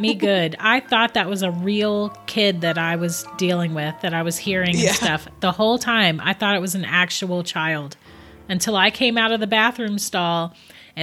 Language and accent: English; Florida, United States; I'm from Florida too